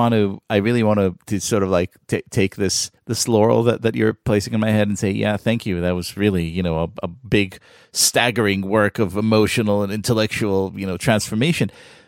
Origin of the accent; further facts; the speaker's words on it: Israel; moved away; when I came to this country, when I moved here from Israel, which is in 1999